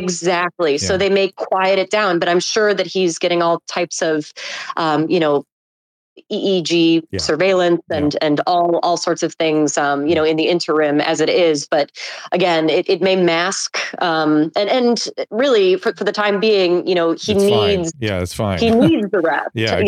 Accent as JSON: {"language": "English", "town": "Buffalo", "region": "New York", "country": "United States", "lives_now": "New York City, United States", "said": "I'm actually from Buffalo, New York."}